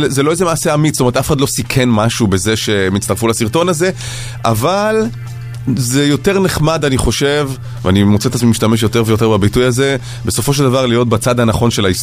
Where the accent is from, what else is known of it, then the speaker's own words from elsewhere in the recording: Herzliya, Tel Aviv District, Israel; בן מהרצליה, בן 31.